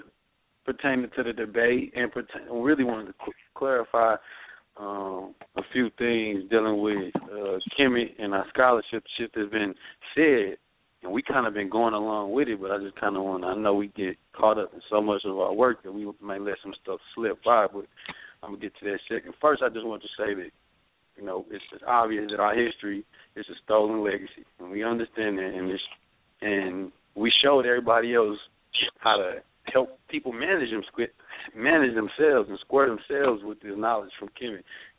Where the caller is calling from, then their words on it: North Hollywood, California, United States; I'm calling from North Hollywood, California.